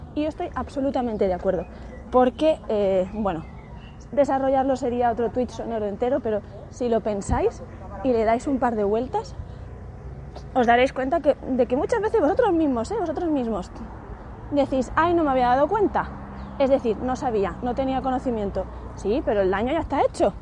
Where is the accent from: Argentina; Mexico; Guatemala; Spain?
Spain; lo que somos todos los españoles